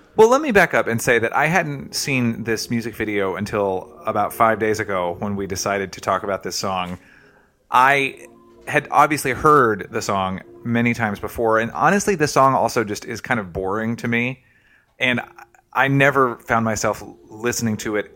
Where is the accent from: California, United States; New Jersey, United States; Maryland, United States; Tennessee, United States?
Tennessee, United States; I'm from Tennessee